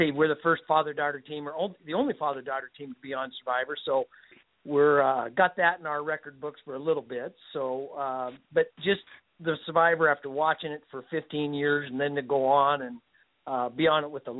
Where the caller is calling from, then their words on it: Washington, United States; I'm calling from Washington State.